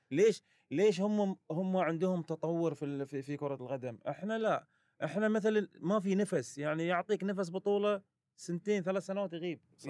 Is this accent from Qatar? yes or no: yes; Qatar; كوني كقطري